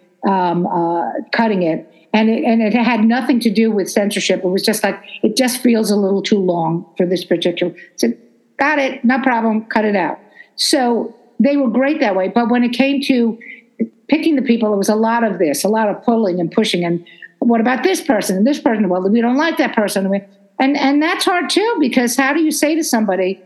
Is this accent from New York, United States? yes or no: yes; New York City, New York, United States; I'm from Brooklyn, and the F word is an adjective in Brooklyn